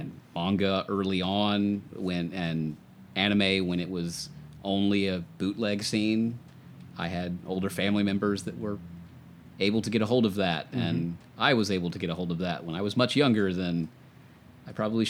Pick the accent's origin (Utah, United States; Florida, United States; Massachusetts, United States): Florida, United States; Gainesville; also born or lived in Atlanta area, Georgia; in Gainesville with University of Florida there, so big college town. And then I moved up north of Atlanta to that suburban area.